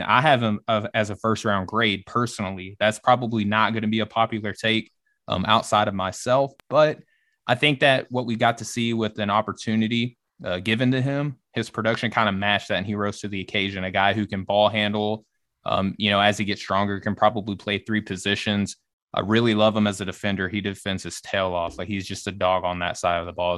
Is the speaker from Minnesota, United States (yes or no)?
no; Arkansas, United States; accent: Southern; moved away; my accent and the bless your heart, I'm from the South, I'm from Arkansas originally